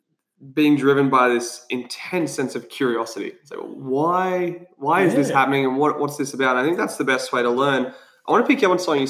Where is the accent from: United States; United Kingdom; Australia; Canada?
Australia; we're Aussie battlers.